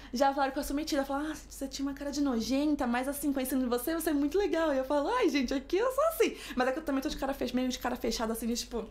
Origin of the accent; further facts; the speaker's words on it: São Paulo, Brazil; moved away as an adult; also born or lived in Denmark; now in Madrid, Spain; Sou de São Paulo. São Paulo, capital.